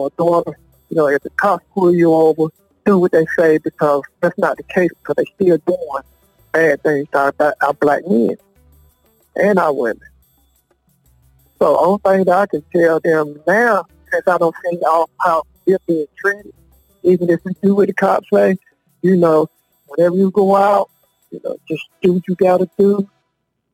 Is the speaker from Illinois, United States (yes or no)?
no; Longview, North Carolina, United States; I'm from Longview, North Carolina.